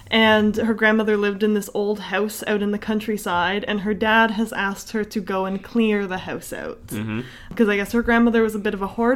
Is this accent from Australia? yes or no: no; Canada; We're Canadian